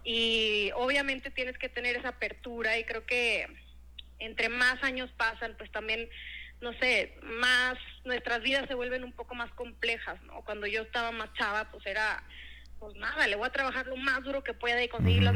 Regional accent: Monterrey, Nuevo León, Mexico; moved away as an adult; also born or lived in Querétaro / New York City / Mexico City; pues nací en Querétaro, ah, crecí en Monterrey. Ah, mira. Este, mm, y bueno, estuve en Monterrey hasta los 18 años y después me fui a estudiar fuera

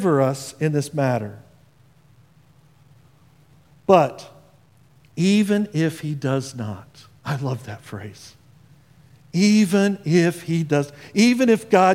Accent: Indiana, United States; moved away; I come from Indiana. That's where I grew up

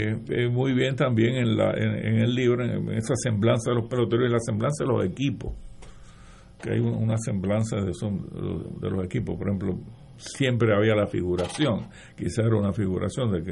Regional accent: Aguas Buenas, Puerto Rico; yo me crié en Aguabuena, Buena, pues qué sé yo, eh, era como una especie de satélite de Cagua, que era nuestra gran metrópoli

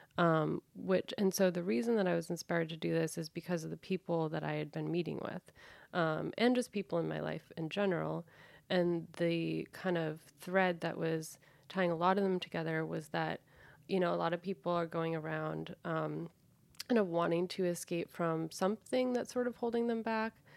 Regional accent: Danvers, Massachusetts, United States; I'm actually from Old Salem Village in in Massachusetts

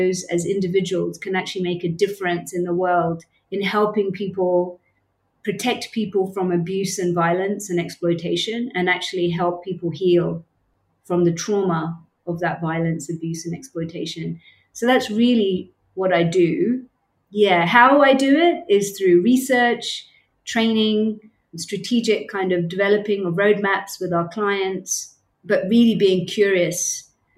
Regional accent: United Kingdom; moved away as an adult; also born or lived in Cambodia; now in Bangkok, Thailand; As people will probably be able to tell from my accent, I'm from the UK, born and brought up in the UK

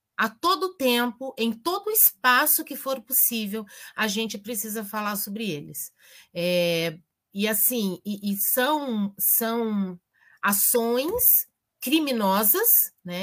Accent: Campinas, São Paulo, Brazil; now in Paraná, Brazil; Na minha terra, eu sou de Campinas originalmente

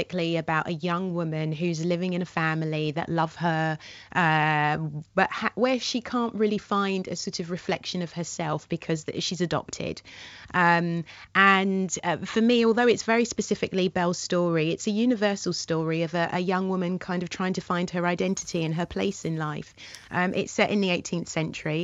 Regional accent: London, United Kingdom; born or raised there

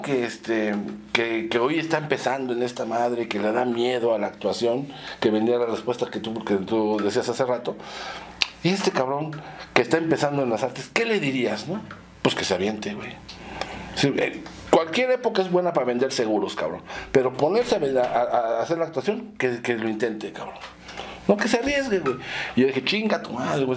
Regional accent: Mexico City, Mexico; also born or lived in Zamora, Michoacán; ahí en la colonia este, Condesa. Ahí es donde nací. Es de la Condesa. Sí. Luego ya nos fuimos a vivir a la Roma.

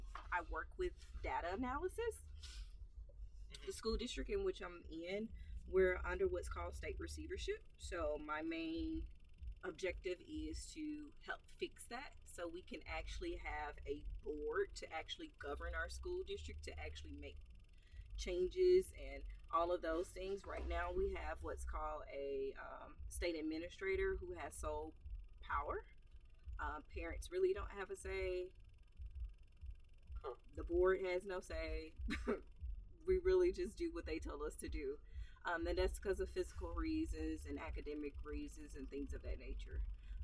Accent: Mississippi, United States; accent: Southern; moved away as an adult; also born or lived in Albany, United States; now in Los Angeles, United States; I'm from Mississippi

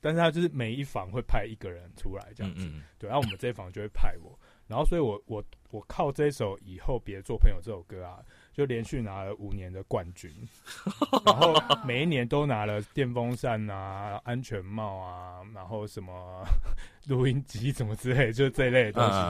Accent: Yilan County, Taiwan; 我自己我是宜兰人这样子，然后我们宜兰在东山面有一个很大的家族这样，然后

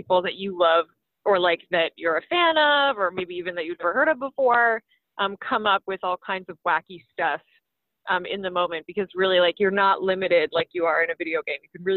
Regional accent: London, Ontario, Canada; London, Ontario, which is my hometown.

